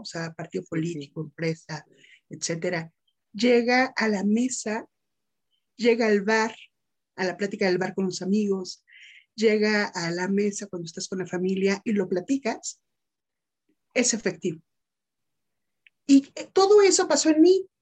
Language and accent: Spanish; State of Mexico, Mexico; also born or lived in Metepec; soy orgullosamente mexicana por parte de provincia, soy mexiquense, radico en un municipio mágico, ¿no? Que es Metepec